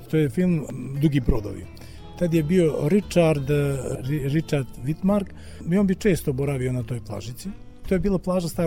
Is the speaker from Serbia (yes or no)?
no; Budva, Budva Municipality, Montenegro; kod nas u Budvi